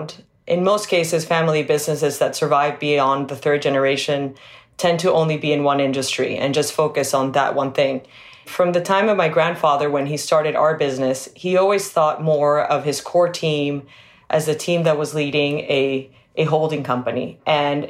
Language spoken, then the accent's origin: English; Venezuela; moved away; also born or lived in New York; So I grew up in Venezuela. That's where I was born and went to school.